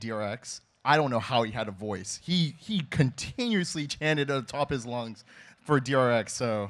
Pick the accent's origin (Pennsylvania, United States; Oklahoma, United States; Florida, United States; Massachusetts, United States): Florida, United States; Jacksonville; Jacksonville, Florida.